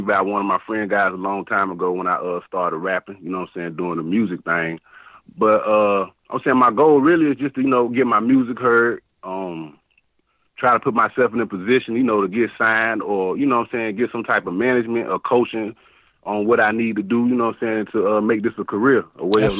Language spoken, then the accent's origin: English; Charlotte, North Carolina, United States; I'm from Charlotte, North Carolina. Born and raised in Mecklenburg County.